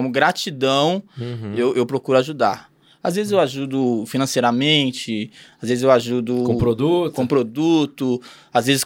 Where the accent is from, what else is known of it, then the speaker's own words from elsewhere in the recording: Mandaguari, Paraná, Brazil; born there; Eu, eu, eu sou paranaense, mas não nasci aqui, eu nasci em Mandaguari, hum. né? Próximo Maringá ali.